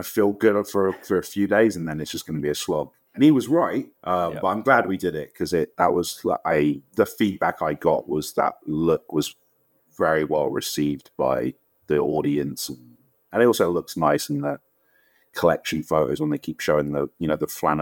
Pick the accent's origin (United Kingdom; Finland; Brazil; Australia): United Kingdom; London; I'm from Wembley, I'm from London, right? So it's part of that culture that we grew up